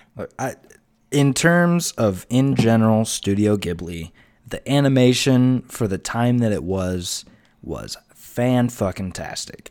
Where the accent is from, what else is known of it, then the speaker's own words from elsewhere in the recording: United States; we're American